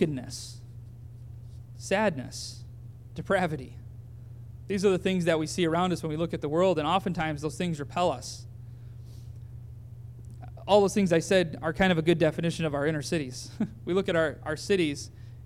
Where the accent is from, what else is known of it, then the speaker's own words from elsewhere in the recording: Owosso, Michigan, United States; my hometown in Owosso